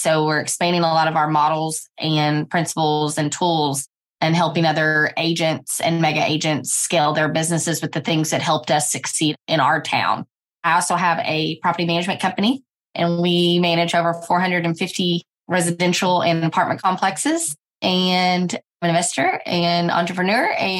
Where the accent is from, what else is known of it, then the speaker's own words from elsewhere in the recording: Owensboro, Kentucky, United States; And now we are in my hometown of Owensboro, Kentucky.